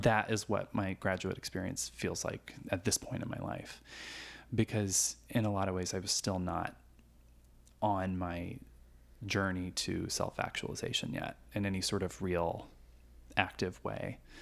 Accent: Du Quoin, Illinois, United States; moved away as an adult; also born or lived in Evansville, Indiana; I grew up in a little town called Du Coin, Illinois, uh, which is a little farm town in rural Southern Illinois.

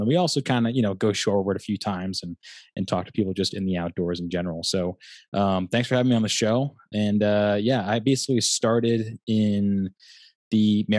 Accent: North Kingstown, Rhode Island, United States; I'm from Rhode Island, a small town called North Kingstown, right outside of Wickford.

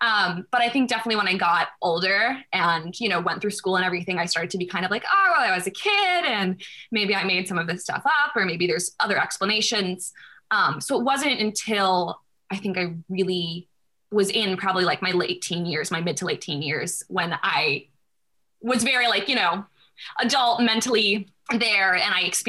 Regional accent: North Carolina, United States; also born or lived in St. Louis, Missouri; now in New York, United States; I'm in New York right now, but I'm from North Carolina, so.

